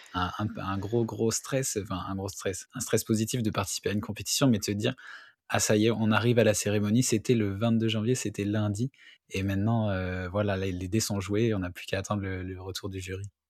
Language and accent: French; Hauts-de-France, France; je suis aussi originaire du nord de France